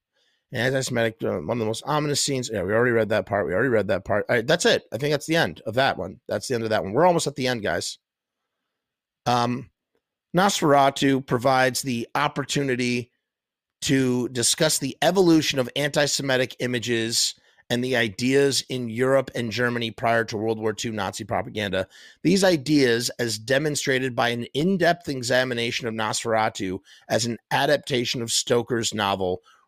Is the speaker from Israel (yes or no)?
yes; Israel; English is a second language; It didn't help the fact that we came from Israel, which used to have a big beef with Egypt.